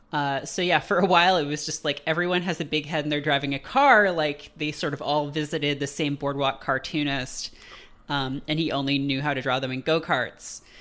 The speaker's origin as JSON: {"language": "English", "country": "Canada", "tie": "born or raised there"}